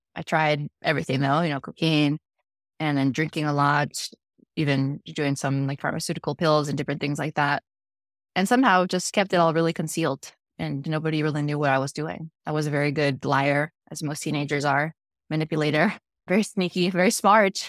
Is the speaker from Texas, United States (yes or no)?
yes; Dallas, Texas, United States; born or raised there; also born or lived in Chihuahua, Mexico